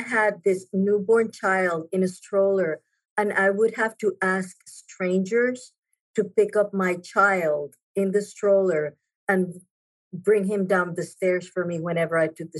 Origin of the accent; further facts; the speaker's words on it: San Juan, Puerto Rico; moved away as an adult; also born or lived in New York City / Virginia; now in Norfolk, United States; I was born and raised in San Juan, Puerto Rico, left Puerto Rico to go to New York to go to architecture school